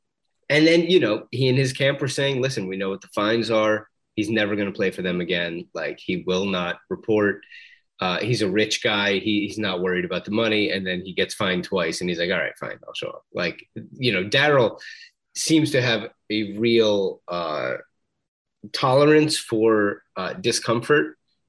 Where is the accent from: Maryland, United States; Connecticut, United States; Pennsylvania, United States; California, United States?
Pennsylvania, United States; Philadelphia; Really, we're from Philadelphia.